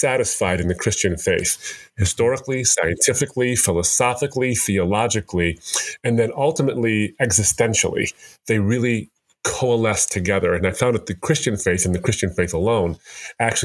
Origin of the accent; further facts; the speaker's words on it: United States; I'm born and raised in America